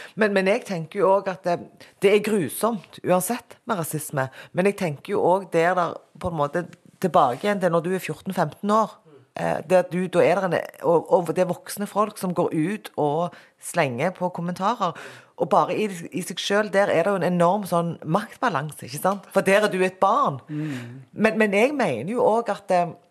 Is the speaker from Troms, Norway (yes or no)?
no; Tananger, Rogaland, Norway; also born or lived in Korea / Sola; jeg er fra Tananger.